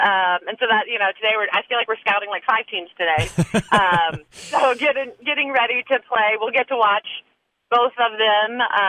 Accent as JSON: {"language": "English", "region": "Alabama", "country": "United States", "moved": "yes", "said": "I'm from Alabama."}